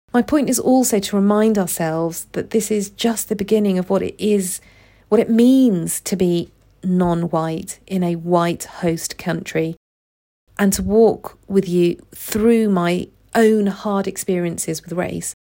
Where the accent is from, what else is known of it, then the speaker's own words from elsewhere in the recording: United Kingdom; I was born and raised in the U K